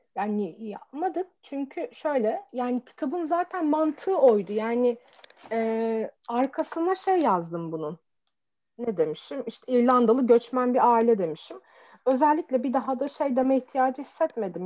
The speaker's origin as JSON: {"language": "Turkish", "town": "Çorum", "region": "Çorum Province", "country": "Turkey", "said": "ben mesela Çorumluyum ve Çorum'da böyle bizim vardır böyle garip kelimelerimiz"}